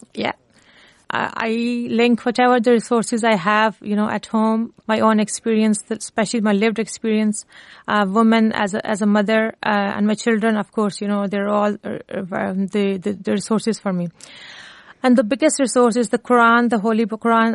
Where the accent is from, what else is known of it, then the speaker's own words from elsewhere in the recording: Lahore, Punjab, Pakistan; moved away as an adult; now in Cork, Ireland; originally I'm from Pakistan um, and one of the urban city of Pakistan that is Lahore, Punjab.